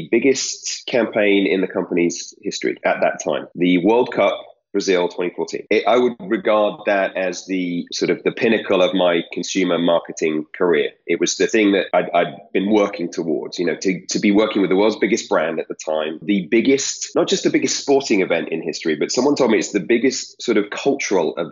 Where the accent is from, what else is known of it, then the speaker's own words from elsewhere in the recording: United Kingdom; now in United States; I'm British. So the tea is what I grew up